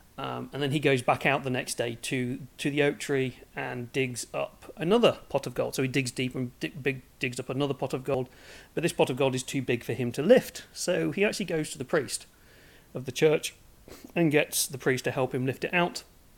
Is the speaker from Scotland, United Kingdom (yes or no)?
no; Norfolk, East of England, United Kingdom; also born or lived in Suffolk / Nottingham / Manchester / Japan; So I'm from Norfolk originally. Well, yes and no. I moved around a lot. I was born in Suffolk, went up to Nottingham, moved to Norfolk, went to Manchester, moved to Norfolk, moved to Japan, moved to Norfolk, moved to Manchester.